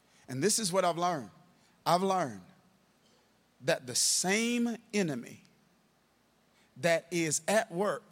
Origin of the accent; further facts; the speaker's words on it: Kilmichael, Mississippi, United States; in the church I grew up in Kilmichael, Mississippi